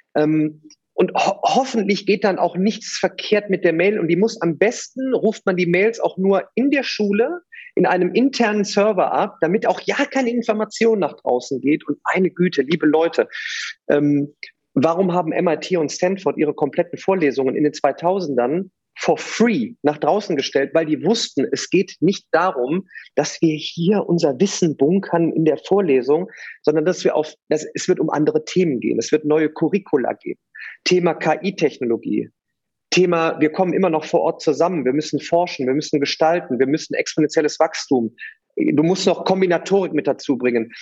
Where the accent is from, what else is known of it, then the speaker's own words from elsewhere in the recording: Remscheid, Solingen, Wuppertal area, North Rhine-Westphalia, Germany; Ich komme aus Remscheid, Solingen, Wuppertal, die Ecke